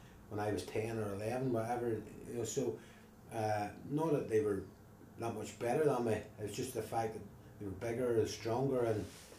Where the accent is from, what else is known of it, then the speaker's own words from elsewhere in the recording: Ballymena, Northern Ireland, United Kingdom; also born or lived in London; I grew up in a state called the Derry Road, so it would have been this end of the town.